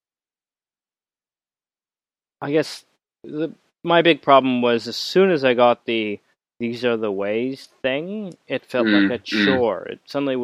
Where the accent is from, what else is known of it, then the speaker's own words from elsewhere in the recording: Canada; I'm Canadian